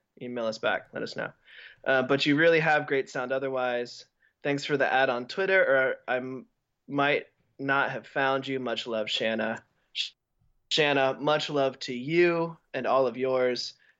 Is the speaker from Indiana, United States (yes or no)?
no; Texas, United States; I'm from Texas, so maybe that's why I thought he was an exceptional addition